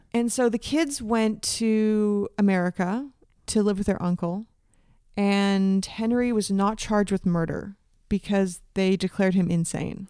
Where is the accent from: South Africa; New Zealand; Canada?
Canada; also born or lived in United States; I was born in the States, but educated in Canada